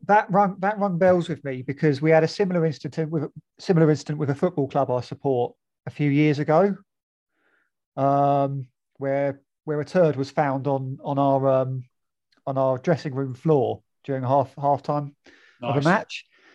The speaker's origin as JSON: {"language": "English", "region": "England", "country": "United Kingdom", "said": "oh, you're English?"}